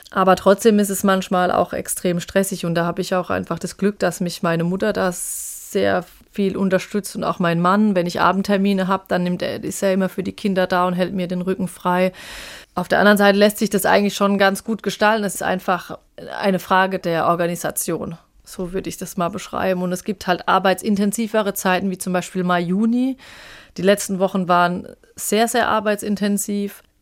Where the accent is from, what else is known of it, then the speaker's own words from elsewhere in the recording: Arzheim, Rhineland-Palatinate, Germany; ich wollte einen Bezug zu meinem Heimatort